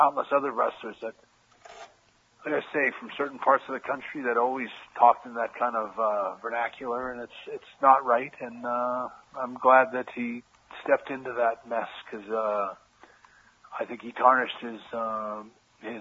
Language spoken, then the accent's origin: English; Canada; moved away as an adult; also born or lived in United States; I'm a Canadian guy